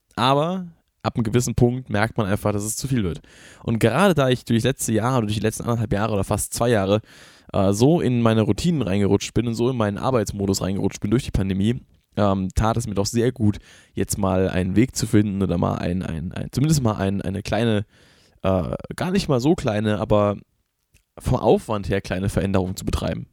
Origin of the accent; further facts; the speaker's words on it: Rhineland-Palatinate, Germany; ich bin selber kein Hesse, deswegen ist, ist es nicht, ich sage das nicht, weil ich daherkomme und deswegen das verteidigen muss, ich bin Pfälzer.